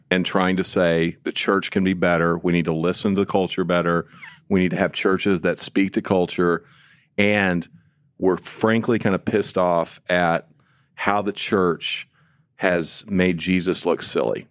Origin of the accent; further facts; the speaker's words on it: Illinois side, United States; moved away as an adult; also born or lived in St. Louis, Missouri; We grew up just south on the Il-, Illinois side